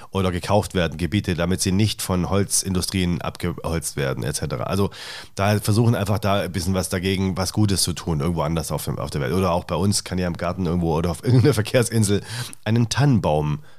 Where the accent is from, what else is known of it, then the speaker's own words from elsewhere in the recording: Stuttgart, Baden-Württemberg, Germany; Ich komme aus Stuttgart ursprünglich.